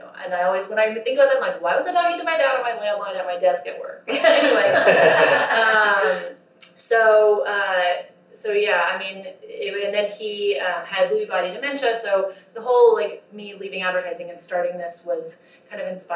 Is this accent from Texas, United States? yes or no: yes; Texas, United States; moved away as an adult; also born or lived in Austin, Texas; now in New York City, United States; I'm from Texas, proud of being from Texas